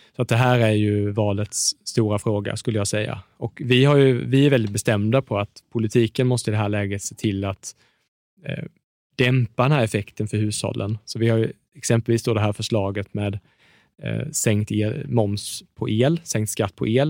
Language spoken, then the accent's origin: Swedish; Småland, Sweden; jag, jag är från Småland